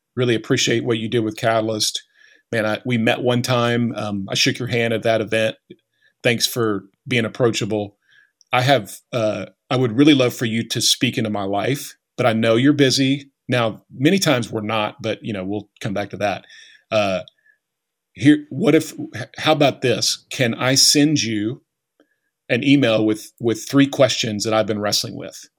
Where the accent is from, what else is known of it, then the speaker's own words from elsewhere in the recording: Bristow, Oklahoma, United States; I grew up just outside of Tulsa